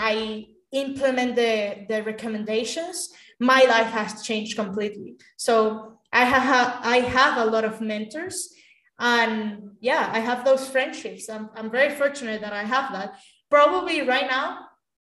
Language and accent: English; Caracas, Capital District, Venezuela; moved away; I grew up in Caracas, Venezuela, which is the capital of the country.